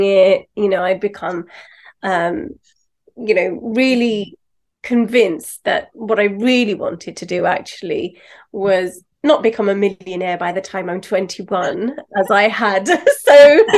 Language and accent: English; London, United Kingdom; Pakistani background, born and raised in London